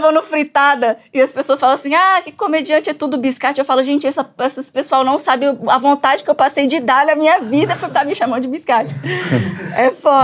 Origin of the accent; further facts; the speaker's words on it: Tabaporã, Mato Grosso, Brazil; moved away; sou de Tabaporã, Mato Grosso